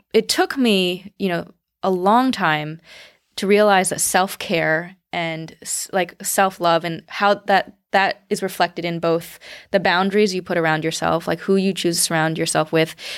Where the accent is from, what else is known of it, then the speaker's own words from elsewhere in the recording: United States; I'm Chinese American, but, uh, my parents grew up in the Cultural Revolution